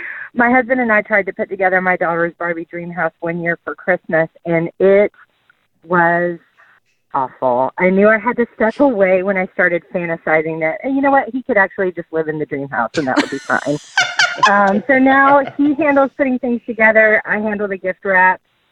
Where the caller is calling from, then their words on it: Loganville, Georgia, United States; I'm calling from Loganville.